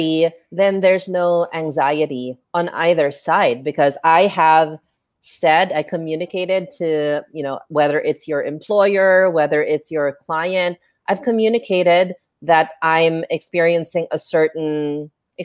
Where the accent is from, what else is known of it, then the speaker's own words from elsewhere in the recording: Philippines; our habits and behaviors as Filipino freelancers